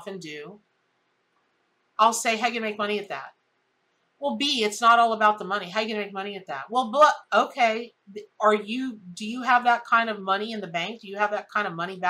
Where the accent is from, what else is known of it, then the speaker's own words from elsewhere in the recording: the South, United States; I'm from the South